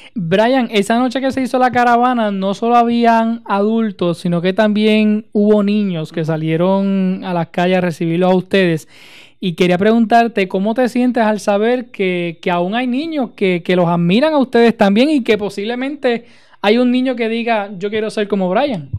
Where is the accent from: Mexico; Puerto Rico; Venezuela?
Puerto Rico; Utuado; de mi pueblo de Utuado